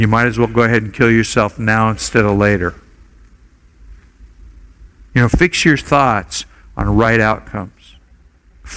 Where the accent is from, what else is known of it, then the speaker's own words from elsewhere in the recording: Oregon, United States; now in Hawaii, United States; I grew up in Oregon.